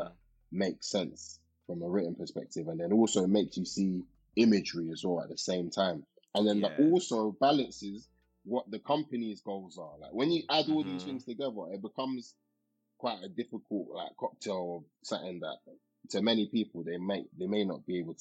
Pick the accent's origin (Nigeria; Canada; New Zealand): Nigeria; being Nigerian